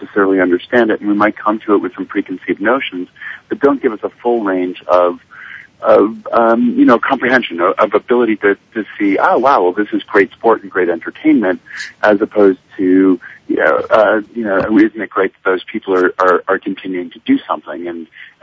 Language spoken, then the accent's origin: English; Park City, Utah, United States; I'm actually in Park City, Utah, my hometown.